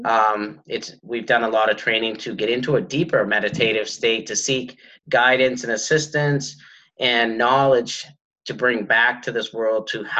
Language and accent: English; White Mountains of New Hampshire, United States; I grew up in the White Mountains of New Hampshire